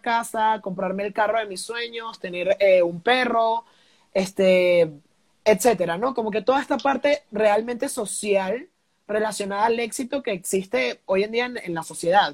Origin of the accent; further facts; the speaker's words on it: Venezuela; now in Mexico; yo no soy de aquí, soy de Venezuela, llego a México